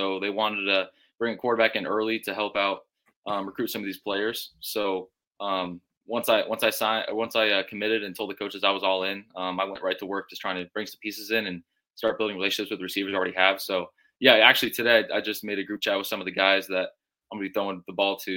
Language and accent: English; Las Vegas, Nevada, United States; moved away; also born or lived in Southern California; I grew up in Vegas, lived in Southern California for a little bit